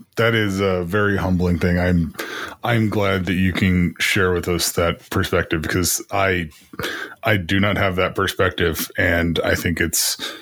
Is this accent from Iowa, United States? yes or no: yes; Iowa, United States; moved away; I'm from Iowa